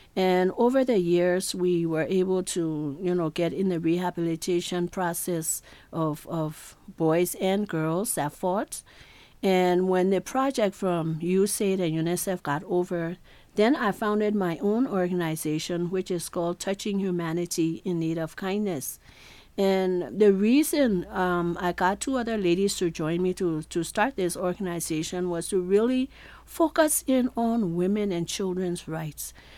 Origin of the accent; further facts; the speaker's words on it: Liberia; Growing up in Liberia